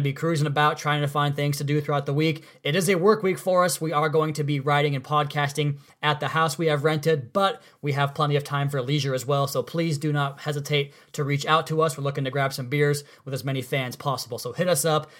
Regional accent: Tri-Cities, United States; moved away; the Tri Cities, my hometown

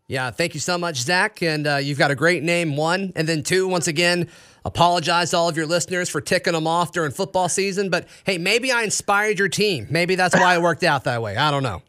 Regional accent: Auburn, Alabama, United States; I grew up here locally in Auburn

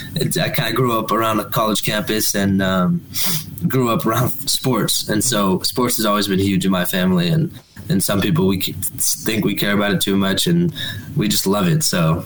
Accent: Claremont, California, United States; born or raised there; also born or lived in Corona

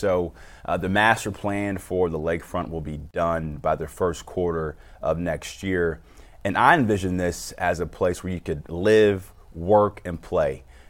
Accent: Cleveland, Ohio, United States; to be a son of Cleveland

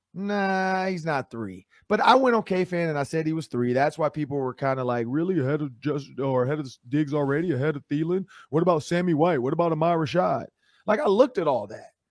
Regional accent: Detroit, Michigan, United States; We're from Detroit

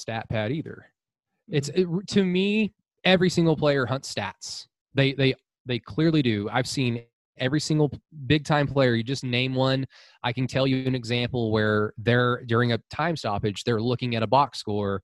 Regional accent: Oklahoma, United States; I'm from Oklahoma. I want to see my home state do as well as it possibly can

